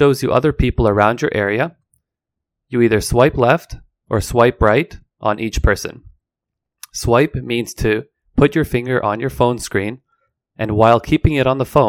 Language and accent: English; Vancouver, British Columbia, Canada; I am an English teacher from Vancouver, Canada